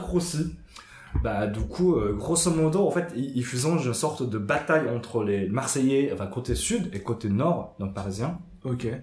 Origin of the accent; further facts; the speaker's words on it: Japan; now in France; ce que j'ai su en grandissant, même au Japon